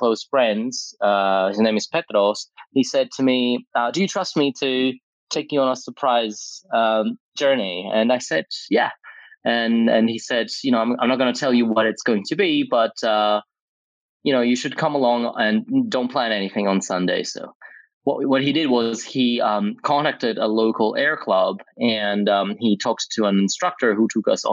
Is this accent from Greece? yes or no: yes; Greece; now in Athens, Greece; my hometown in Greece, where I grew up